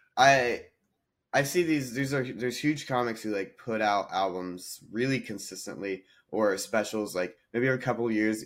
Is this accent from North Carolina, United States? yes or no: yes; North Carolina, United States; moved away as an adult; also born or lived in Nashville, Tennessee / India (ancestry); now in Los Angeles, United States; I I grew up in North Carolina and then I mm. went to mm. college in Nashville, Tennessee.